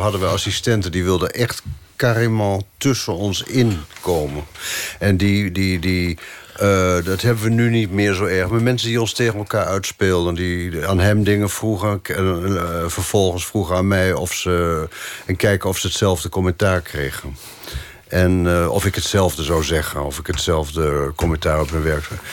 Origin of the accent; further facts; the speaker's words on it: Netherlands; moved away as an adult; now in Paris, France; we zijn uit Nederland weggegaan